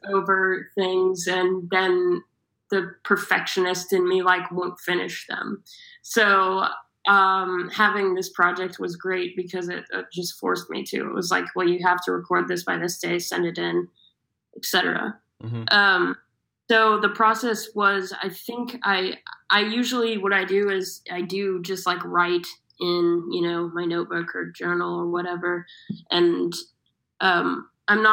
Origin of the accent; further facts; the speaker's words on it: Austin, Texas, United States; now in London, United Kingdom; I'm from Austin, Texas